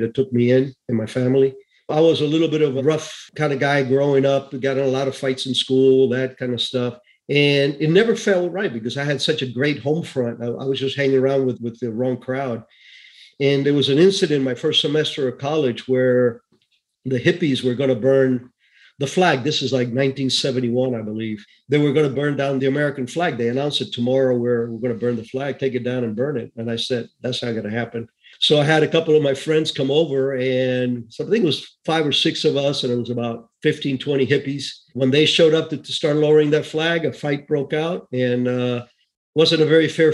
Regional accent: Cuba; moved away; I was born in Cuba, 1951. So I saw the whole Castro Revolution evolve. My town was in the center of the country near the Escambray Mountains

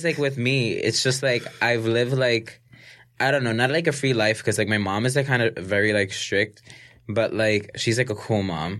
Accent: New York City, New York, United States; we're both from New York City

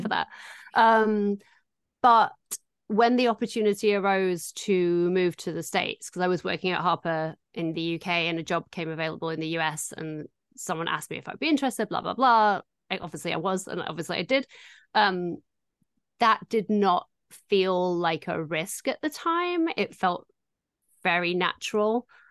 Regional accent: Doncaster, Yorkshire and the Humber, United Kingdom; moved away as an adult; now in Los Angeles, United States; I am also from Doncaster

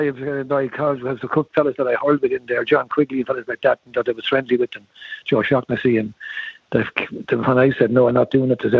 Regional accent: Rosslare, Leinster, Ireland; I was from Rosslare, like Rosslare

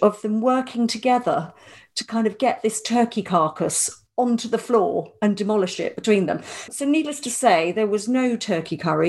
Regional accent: Ireland; He did refer to me as the Irish-born lady

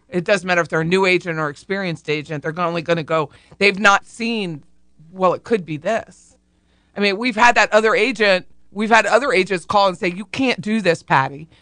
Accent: Harrisburg, United States; I looked at a home in Harrisburg, 'cause that's my hometown

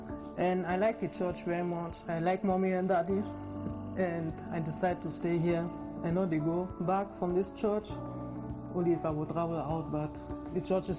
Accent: Germany; now in Cyprus; I come from Germany

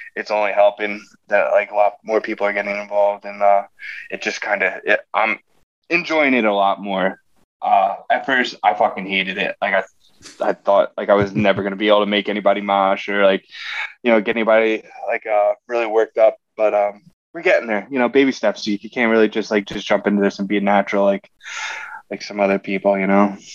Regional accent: southeastern Pennsylvania, United States; born and raised in Pennsylvania

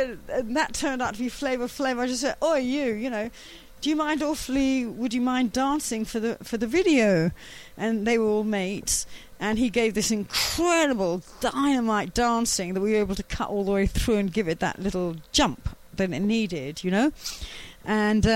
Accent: London, United Kingdom; I was from West London.

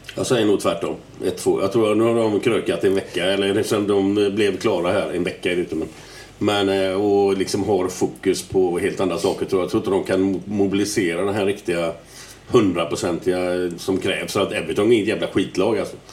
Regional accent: Gothenburg, Västra Götaland, Sweden; jag är jävligt stolt att komma från Göteborg

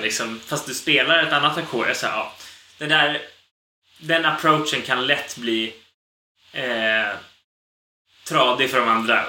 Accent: Sweden; som svensk

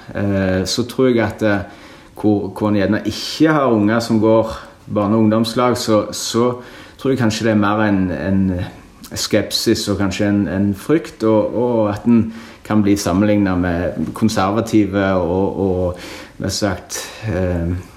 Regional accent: Norway; jeg er norsk borger, vi er en del av det norske samfunn, betaler skatt til Norge.

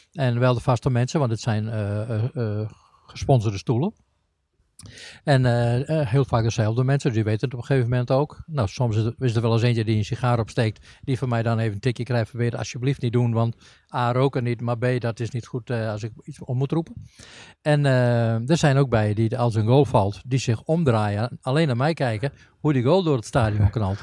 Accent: northern Netherlands, Netherlands; ik kom uit het noorden

